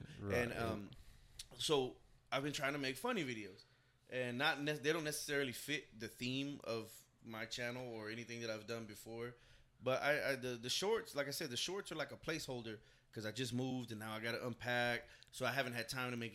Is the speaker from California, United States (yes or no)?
no; Dallas, Texas, United States; I'm from Oak Cliff. Right. You know, we're living in West Dallas for a while.